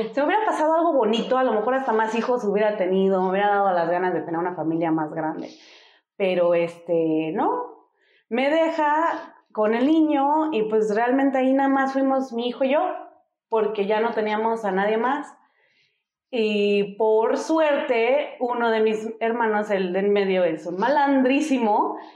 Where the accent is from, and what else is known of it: Denver, Colorado, United States; born or raised there; moved away as an adult; now in Mexico